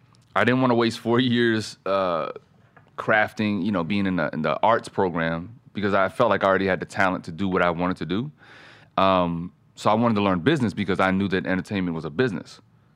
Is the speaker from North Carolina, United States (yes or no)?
yes; Fayetteville, North Carolina, United States; also born or lived in Germany; I grew up in Germany through the military. North Carolina and Germany. So Fort Bragg, Fayetteville. That's where my dad was stationed.